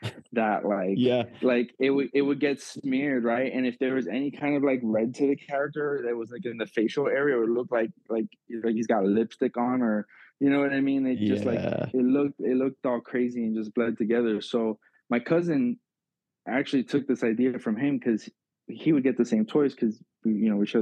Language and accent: English; Miami, Florida, United States; I grew up in South Florida and Miami.